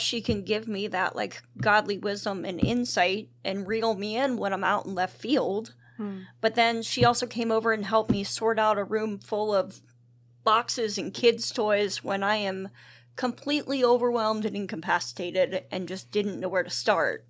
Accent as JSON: {"language": "English", "town": "Duncannon", "region": "Pennsylvania", "country": "United States", "tie": "born or raised there", "said": "grew up in Duncannon"}